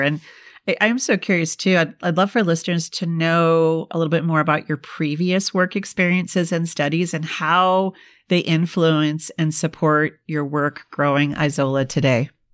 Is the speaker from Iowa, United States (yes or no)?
no; Minnesota, United States; I'm from the Midwest and I grew up in Minnesota